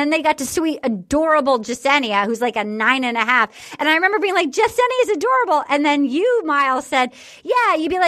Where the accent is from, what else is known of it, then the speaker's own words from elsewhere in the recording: North Carolina, United States; And I felt really smart to like be like, I'm from North Carolina, to like really smart.